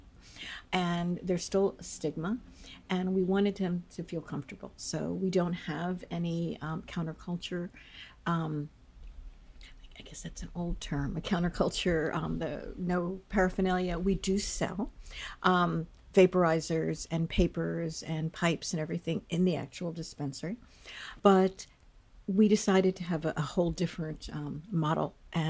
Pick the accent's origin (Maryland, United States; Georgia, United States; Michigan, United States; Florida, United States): Maryland, United States; Takoma Park; I was born in Tacoma Park, and shortly my parents grew up around here. My father grew up a couple blocks away.